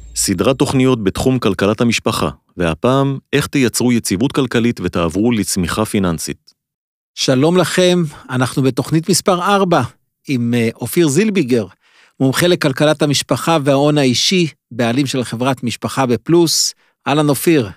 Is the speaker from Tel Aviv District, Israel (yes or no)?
no; Jerusalem, Jerusalem District, Israel; דירה של עמידר, שלושה חדרים, בשכונה מאוד קשה בירושלים